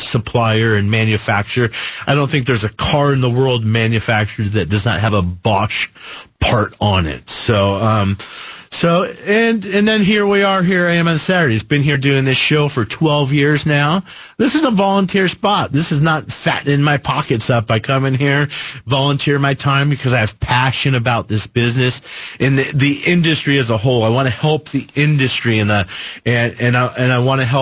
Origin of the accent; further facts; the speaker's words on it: Phoenix, Arizona, United States; I grew up in Phoenix. Grew up right here at 32nd Street in Shea, right where we're standing here in the studios